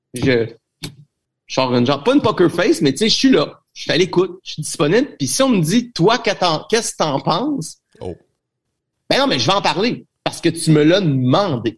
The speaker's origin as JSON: {"language": "French", "town": "Trois-Rivières", "region": "Quebec", "country": "Canada", "said": "je suis de Trois-Rivières"}